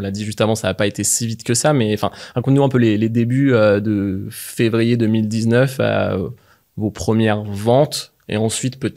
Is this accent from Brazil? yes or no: no; near Mont Saint-Michel, rural Normandy, France; Moi, je viens de la campagne normande.